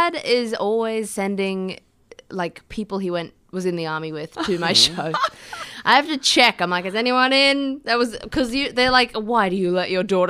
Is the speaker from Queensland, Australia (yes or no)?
yes; Toowoomba, Queensland, Australia; in my hometown in Toowoomba